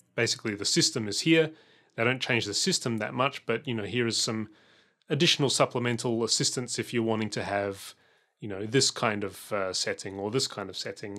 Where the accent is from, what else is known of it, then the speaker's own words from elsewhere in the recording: Adelaide, South Australia, Australia; when I was growing up in Adelaide